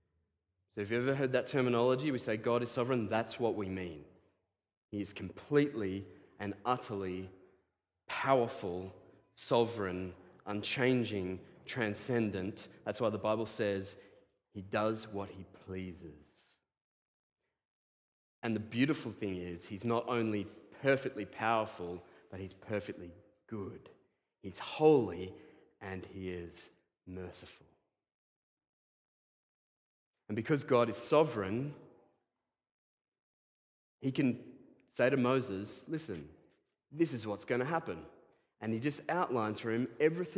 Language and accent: English; Australia; I am an Australian